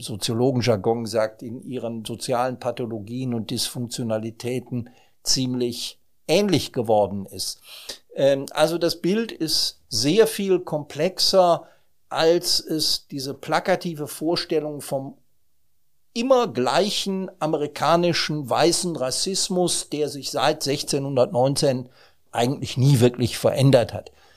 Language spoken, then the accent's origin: German; Germany; wir sind als Europäer und als Deutsche